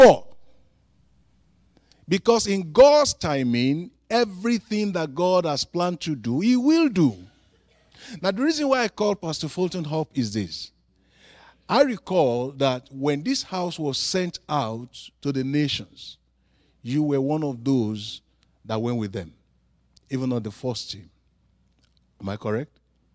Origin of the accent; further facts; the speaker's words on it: Nigeria; I am from Africa, from Nigeria.